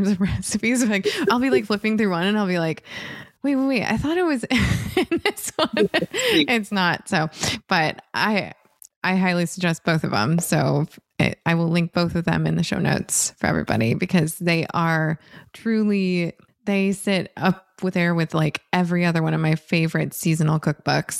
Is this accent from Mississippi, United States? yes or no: no; Northern Michigan, United States; growing up in Northern Michigan